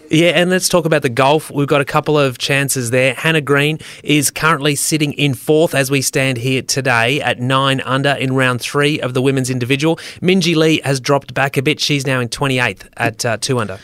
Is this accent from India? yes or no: no; Australia